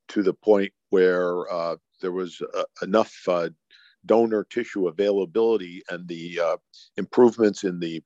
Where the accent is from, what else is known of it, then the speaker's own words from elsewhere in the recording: Cleveland, Ohio, United States; I'm born and raised in Cleveland, Ohio